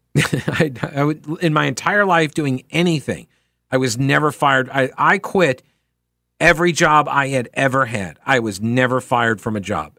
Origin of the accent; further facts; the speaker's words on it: United States; as an American